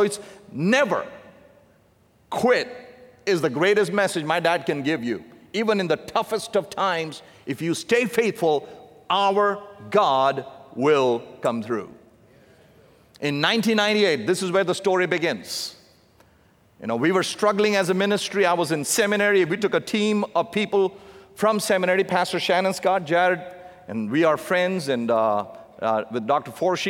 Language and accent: English; South India, India; my dad and mom, they were raised in the southern part of India, so I'm a southerner from India in the south.